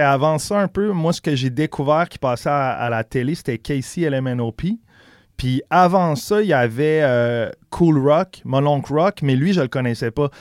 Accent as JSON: {"language": "French", "town": "Quebec City", "region": "Quebec", "country": "Canada", "tie": "born or raised there", "also_born_or_lived": "Charlevoix", "said": "je suis né à Québec, mais on a fait un petit tour vers quand j'avais deux ans, quand j'avais pendant deux ans, quand j'avais genre 5-6 ans en campagne dans le coin de Charlevoix. Puis quand on est revenu à Québec, je devais avoir 7-8 ans"}